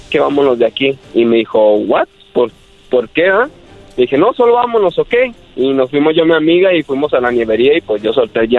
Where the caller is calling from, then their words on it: Guadalajara, Jalisco, Mexico; De Guadalajara, Jalisco.